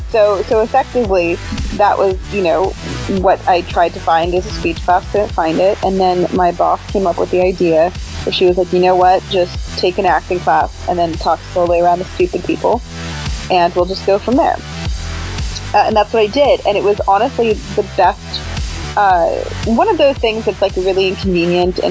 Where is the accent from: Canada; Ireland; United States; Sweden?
Canada; moved away as an adult; I'm Canadian, so I have a visa, I had requirements.